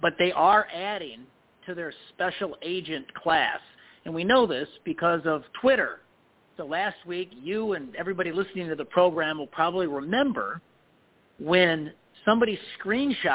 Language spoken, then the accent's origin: English; Illinois, United States; I'm from Illinois.